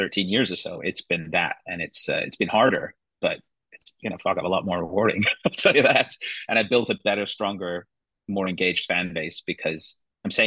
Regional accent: Canada; also born or lived in England; I was born in there and I grew up in Canada

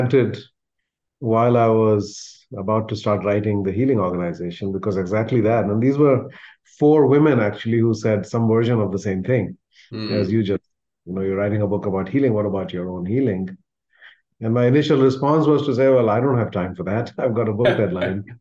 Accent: India; moved away; where I come from, the community that I'm part of from India

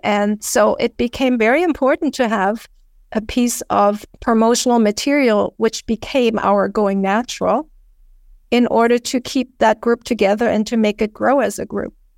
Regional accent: Canada; being Canadian, we had too much cold weather

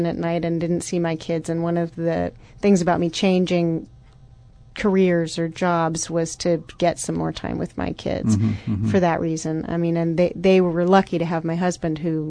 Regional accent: Mill Valley, California, United States; I grew up actually in Marin County in Mill Valley

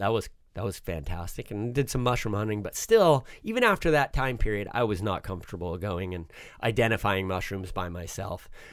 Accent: Southern California, United States; also born or lived in Switzerland; I grew up in Southern California

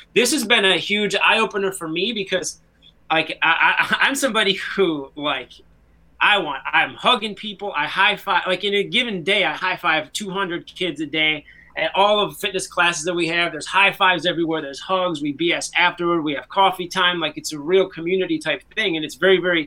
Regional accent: United States; as an American

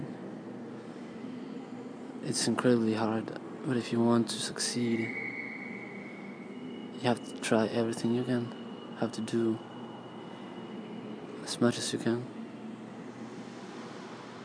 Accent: Argentina; moved away as an adult; now in Sydney, Australia; I am from Argentina, but I've been living the last year in Sydney.

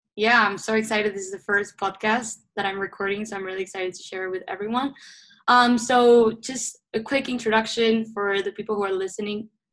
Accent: Uruguay; moved away as an adult; now in Rochester, United States; I was born and raised in Uruguay

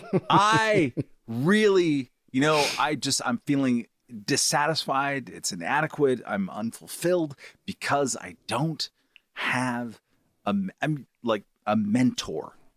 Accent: California, United States; proud of being a Californian

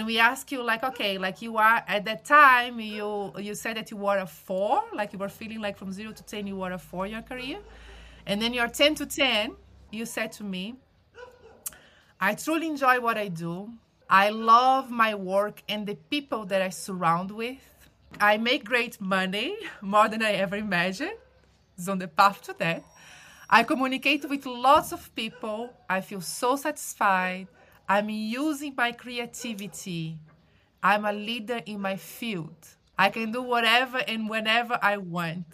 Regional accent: Brazil; moved away; I am originally from Brazil

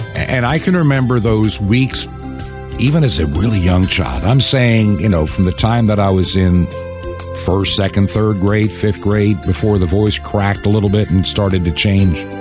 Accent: Long Island, New York, United States; growing up on Long Island in New York

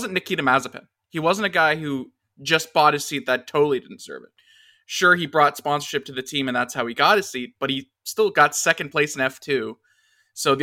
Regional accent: Southern Ontario, Canada; as someone from South Ontario

